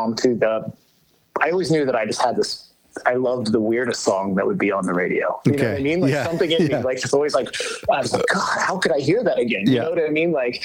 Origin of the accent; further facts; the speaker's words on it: North Central Indiana, United States; I'm from North Central Indiana, very small town